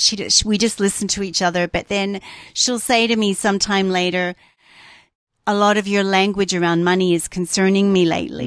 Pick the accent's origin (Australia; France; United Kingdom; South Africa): Australia; moved away; I grew up in Australia